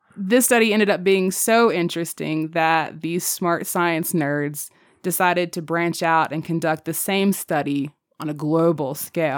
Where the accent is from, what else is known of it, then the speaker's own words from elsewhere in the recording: United States; we're American